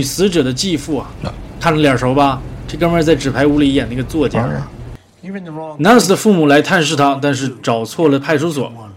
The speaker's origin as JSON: {"language": "Chinese", "region": "Northeast China", "country": "China", "said": "我是东北人"}